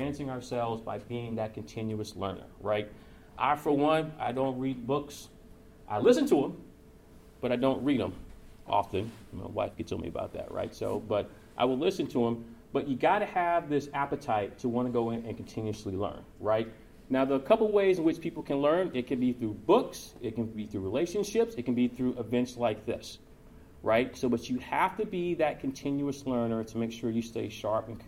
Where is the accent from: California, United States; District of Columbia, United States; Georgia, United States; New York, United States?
Georgia, United States; moved away as an adult; also born or lived in Chicago; now in Louisville, United States; I'm originally from Georgia, so I have thin blood, thin skin